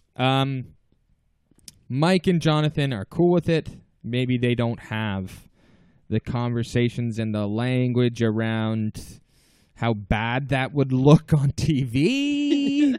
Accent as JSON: {"language": "English", "town": "Toronto", "region": "Ontario", "country": "Canada", "said": "we're two comedians from Toronto."}